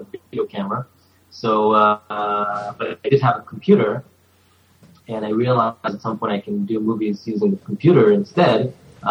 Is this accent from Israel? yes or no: yes; Jerusalem, Jerusalem District, Israel; moved away as an adult; now in United States; I grew up in Israel until I only came to the U.S. about 2.5 years ago.